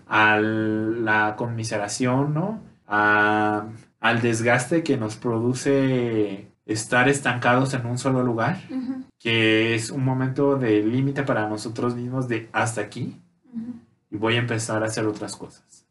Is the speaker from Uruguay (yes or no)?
no; Mexico; una buena costumbre que tenemos aquí en México